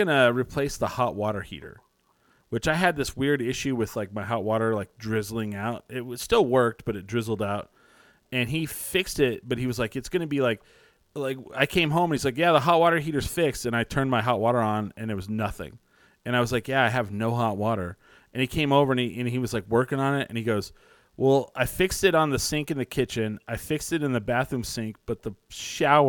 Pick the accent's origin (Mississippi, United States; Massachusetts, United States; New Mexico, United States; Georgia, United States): New Mexico, United States; I'm from, you know, near Texas.